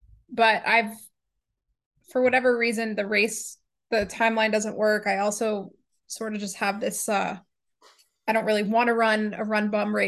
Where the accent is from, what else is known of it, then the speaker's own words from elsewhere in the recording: Atlanta, Georgia, United States; I'm from Atlanta, and there's all these places that we have right here.